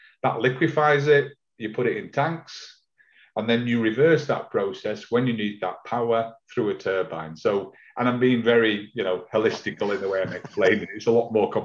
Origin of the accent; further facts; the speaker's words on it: Manchester, North West England, United Kingdom; I'm from Manchester